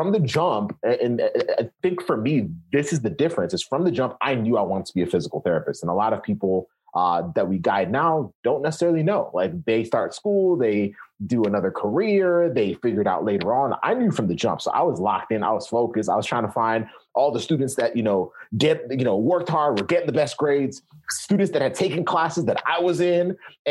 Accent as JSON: {"language": "English", "country": "Kenya", "tie": "born or raised there", "moved": "yes", "lives_now": "United States", "said": "I was born in Kenya. So I came to the US."}